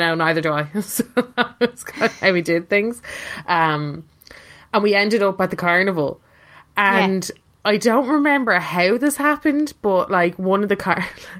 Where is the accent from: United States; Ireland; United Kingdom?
Ireland; I'm from Ireland.